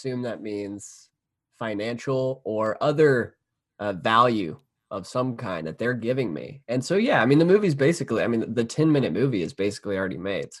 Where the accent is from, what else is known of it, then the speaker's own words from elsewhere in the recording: Atlanta, Georgia, United States; But I'm a filmmaker. Documentaries are my specialty. And I'm from Atlanta.